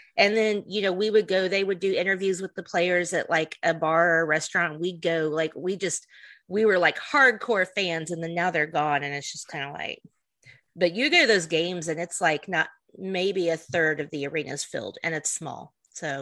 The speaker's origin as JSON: {"language": "English", "region": "the South", "country": "United States", "said": "we're from the South"}